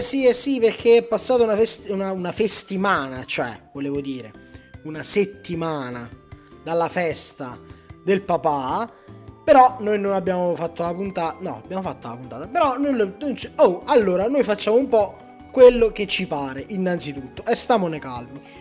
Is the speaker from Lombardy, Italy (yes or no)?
no; Cuneo, Piedmont, Italy; io per dire sono di Cuneo